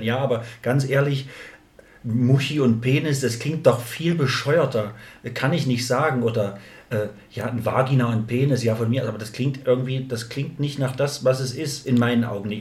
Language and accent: German; East Thuringia, Germany; also born or lived in Jena; bei uns auf dem Dorf, also hier, ja, Thüringen, Ostthüringen